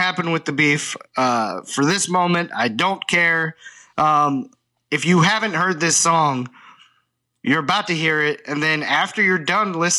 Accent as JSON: {"language": "English", "region": "the Bible Belt", "country": "United States", "tie": "born or raised there", "said": "I grew up in the Bible Belt"}